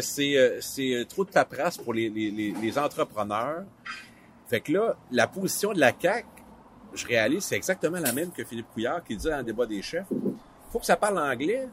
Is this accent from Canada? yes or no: yes; Matane, Quebec, Canada; Matane, euh, c'est ma ville natale, c'est là que j'habite euh, aussi